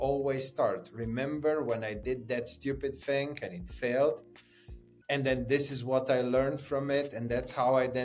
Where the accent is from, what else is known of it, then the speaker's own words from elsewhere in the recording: Slovenia; I grew up in Slovenia